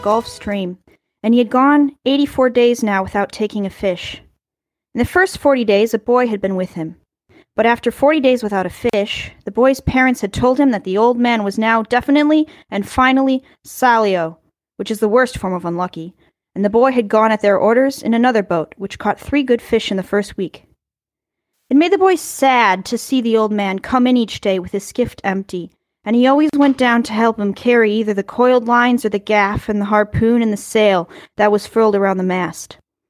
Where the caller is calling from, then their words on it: Czechia; calling in from the Czech Republic.